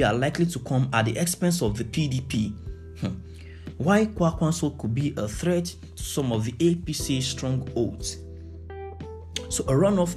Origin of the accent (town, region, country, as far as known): Nigeria